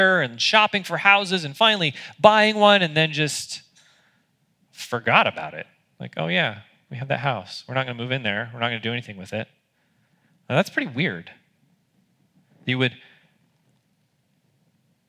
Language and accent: English; United States; as an American